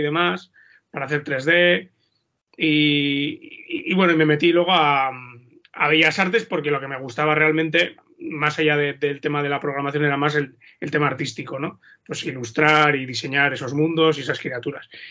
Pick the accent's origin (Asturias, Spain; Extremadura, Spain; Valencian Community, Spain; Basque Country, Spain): Basque Country, Spain; Vitoria-Gasteiz; yo soy de Vitoria